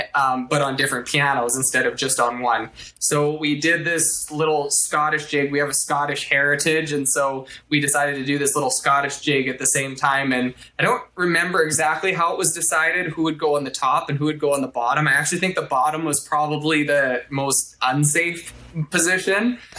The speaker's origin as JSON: {"language": "English", "town": "Shaunavon", "region": "Saskatchewan", "country": "Canada", "tie": "born or raised there", "said": "there's a site called Shaunavon Observers, which is my hometown observation site."}